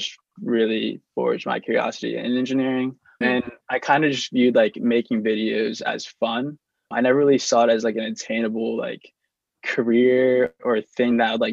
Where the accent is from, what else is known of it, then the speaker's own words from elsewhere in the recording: Lancaster, Pennsylvania, United States; I was born and raised in Lancaster, PA, and I grew up in suburbia